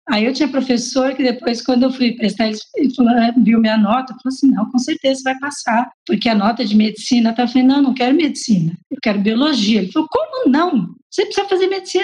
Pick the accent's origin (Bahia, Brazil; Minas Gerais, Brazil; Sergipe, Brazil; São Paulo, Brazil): São Paulo, Brazil; also born or lived in Limeira; Eu sou paulistana, da Zona Norte. Nasci, cresci na Casa Verde